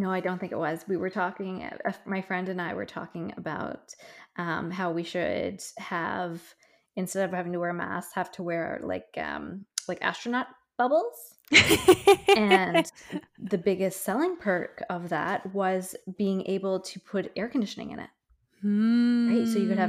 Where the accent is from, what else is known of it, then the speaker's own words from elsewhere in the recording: Newfoundland and Labrador, Canada; I think that's growing up in Newfoundland where it's, you know, a good day is 10 degrees and 25 is probably the highest it gets in the middle of July.